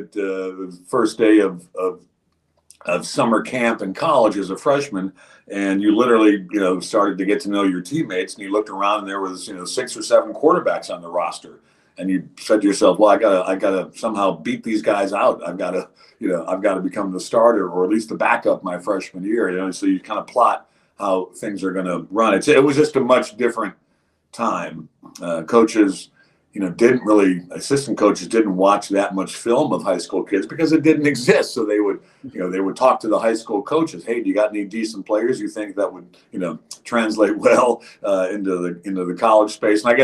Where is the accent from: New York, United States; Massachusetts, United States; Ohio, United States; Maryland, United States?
Ohio, United States; Cleveland; moved away as an adult; also born or lived in West Virginia / Houston; So I grew up in Cleveland, Ohio, in one of the eastern suburbs, University Heights.